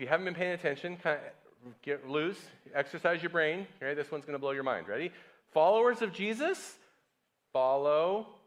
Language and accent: English; United States; moved away; America, my home country